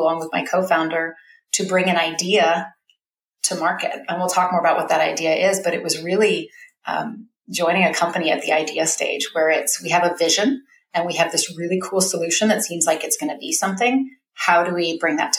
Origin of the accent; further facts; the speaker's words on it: Bay Area, California, United States; moved away as an adult; now in Alaska, United States; I'm a Californian originally. I was born and raised in the Bay Area